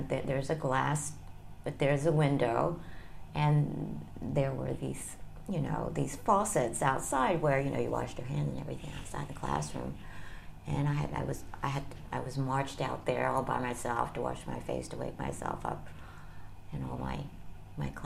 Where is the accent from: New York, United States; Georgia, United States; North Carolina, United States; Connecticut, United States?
North Carolina, United States; also born or lived in Kyoto, Japan / Pennsylvania; now in Tokyo, Japan; I was born there and I spent my first years there up until I was in first grade